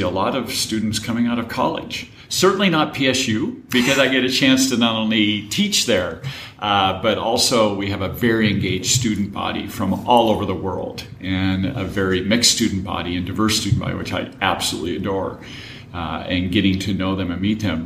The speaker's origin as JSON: {"language": "English", "town": "Marysville", "region": "Washington", "country": "United States", "tie": "born or raised there", "said": "I grew up in Marysville, Washington."}